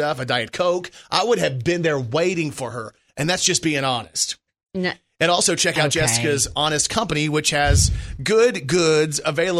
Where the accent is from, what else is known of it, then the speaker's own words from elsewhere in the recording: Texas, United States; also born or lived in Okinawa, Japan (mother's origin); now in Arkansas, United States; I'm from Texas too.